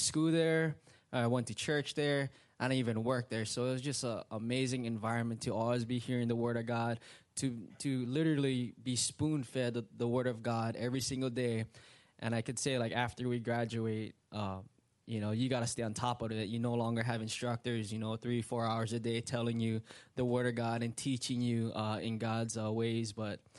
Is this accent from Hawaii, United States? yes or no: yes; Hawaii, United States; moved away as an adult; now in Indiana, United States; It's just a different culture growing up in Hawaii